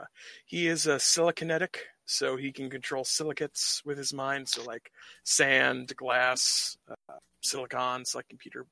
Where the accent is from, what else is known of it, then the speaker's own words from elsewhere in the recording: United States; We're Americans, we deserve it. Yeah.